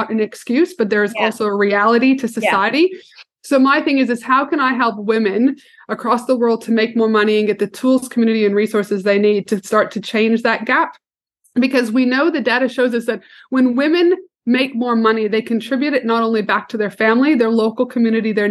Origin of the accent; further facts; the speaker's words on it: Canada; I'm a proud Canadian. Don't think I'm American.